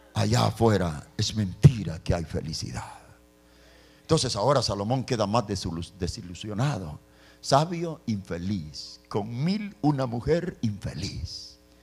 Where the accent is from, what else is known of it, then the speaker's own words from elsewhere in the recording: El Salvador; Yo soy salvadoreño